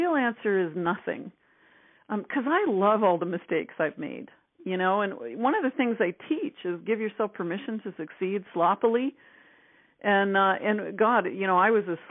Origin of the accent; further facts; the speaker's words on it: Northern Ontario, Canada; I'm actually from Northern Canada. I'm a backwoods girl, Northern Ontario, actually. So, you know, I used to watch the mosquitoes hatch as a kid